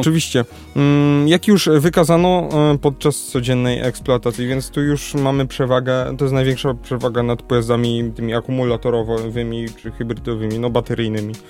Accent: Lesser Poland, Poland; u nas w Małopolsce

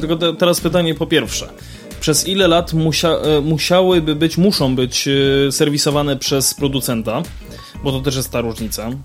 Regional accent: Lesser Poland, Poland; po tym naszym pięknym regionie

